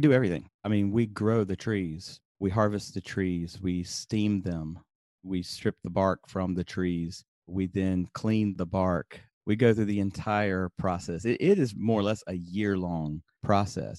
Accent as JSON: {"language": "English", "town": "Birmingham", "region": "Alabama", "country": "United States", "tie": "born or raised there", "also_born_or_lived": "upstate New York", "moved": "as an adult", "said": "I grew up in, uh, Birmingham, Alabama"}